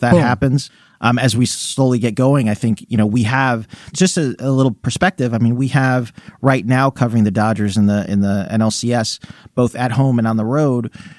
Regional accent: Houston, Texas, United States; also born or lived in Phoenix; now in Los Angeles, United States; I remember growing up in Houston when it was like the Ralph Sampson, Hakeem Olajuwon playing the Magic, Kareem.

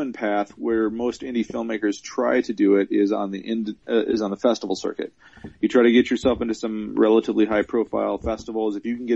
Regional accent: Minnesota, United States; also born or lived in Kansas / Arizona / California / Texas; now in Dallas, United States; I grew up in Minnesota after being born in Kansas.

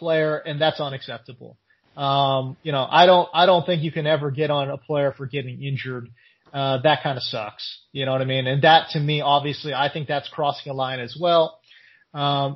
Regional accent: California, United States; I'm from California

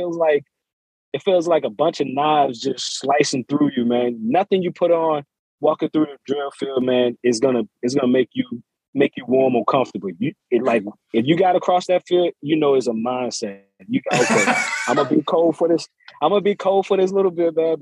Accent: New York City, New York, United States; moved away as an adult; I was born in New York City

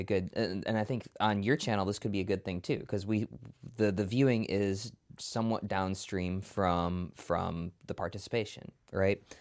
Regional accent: Milwaukee, Wisconsin, United States; born and raised in, in Milwaukee

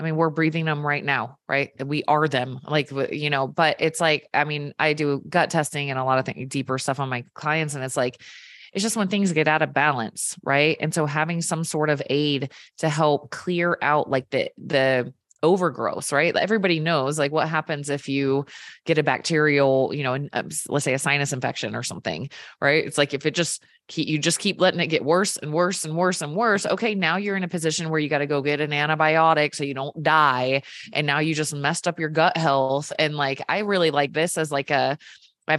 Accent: Virginia, United States; moved away; I grew up in Virginia where they cure ham with salt

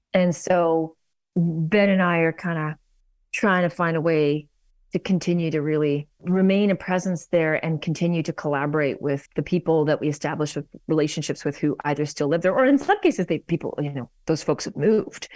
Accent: Vancouver, British Columbia, Canada; moved away as an adult; also born or lived in New York; now in Toronto, Canada; I grew up in Vancouver

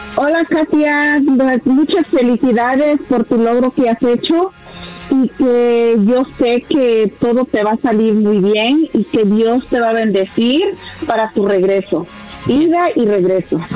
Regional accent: Nayarit, Mexico; yo soy la estado de Nayarit, muy cerquita de Guadalajara

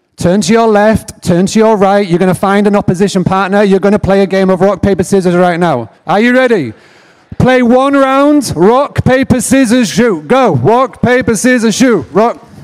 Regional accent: England, United Kingdom; accent: English; also born or lived in Nashville, Tennessee, United States; I grew up in a farmstay bed and breakfast in the middle of nowhere in England

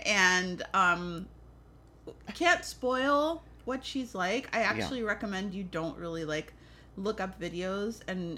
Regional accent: New York City, New York, United States; I'm also from the Bronx.

